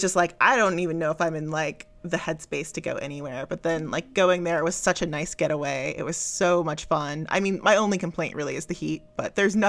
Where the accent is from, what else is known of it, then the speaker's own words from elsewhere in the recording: Bristol, South West England, United Kingdom; Yeah, I'm from Bristol.